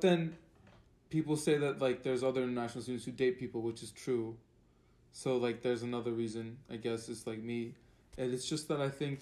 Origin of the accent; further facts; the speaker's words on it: Turkey; now in Connecticut, United States; I'm from Turkey